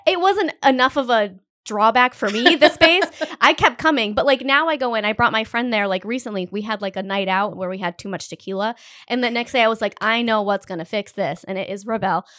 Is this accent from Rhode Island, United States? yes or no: yes; Northern Rhode Island, United States; we're both from Northern Rhode Island